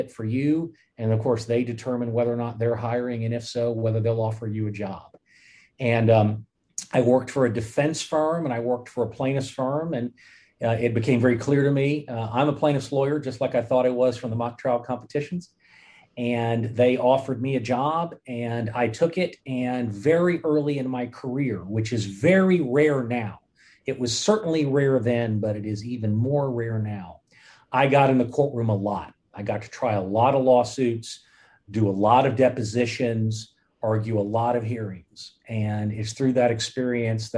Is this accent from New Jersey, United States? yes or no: no; Fort Worth, Texas, United States; moved away as an adult; also born or lived in upstate New York; I grew up in Fort Worth, Texas.